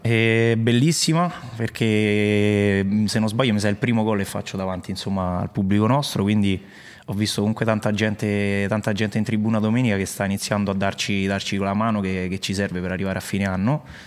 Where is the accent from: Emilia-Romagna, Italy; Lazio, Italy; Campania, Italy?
Lazio, Italy; Latina area; sono di Latina, insomma, parte, delle parti mie